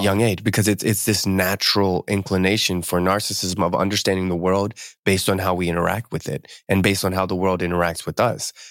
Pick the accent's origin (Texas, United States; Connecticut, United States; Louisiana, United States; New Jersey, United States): New Jersey, United States; Camden; now in West Coast, United States; I grew up in Camden. I was, I'm, I wasn't born there, but I was, I spent, I think we moved there when I was, like, five